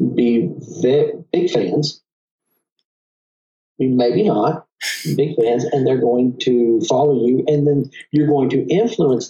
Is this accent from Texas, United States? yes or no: yes; Texas, United States; I have a little bit of an accent. I am from Texas